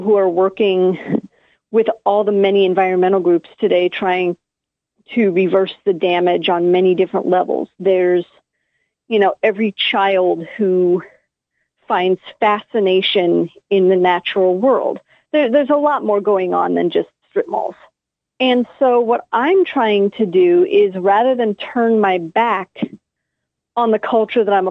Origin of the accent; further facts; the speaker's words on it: United States; I am American